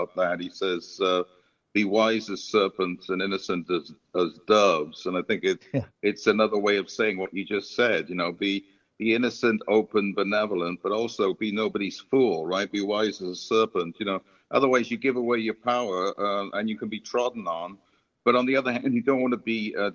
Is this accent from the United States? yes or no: no; Wales, United Kingdom; I grew up in Wales, and I'm proud of flying my Welsh flag occasionally